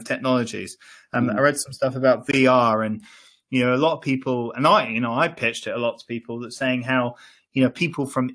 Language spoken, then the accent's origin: English; Ireland; I grew up in Ireland